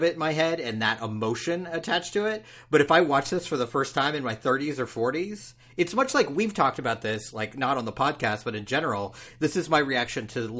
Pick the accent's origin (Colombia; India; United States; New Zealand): United States; California; Man, I'm from California. Weed's legal there.